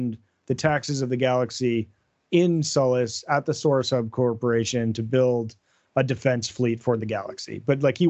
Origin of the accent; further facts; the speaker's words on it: United States; I'm an American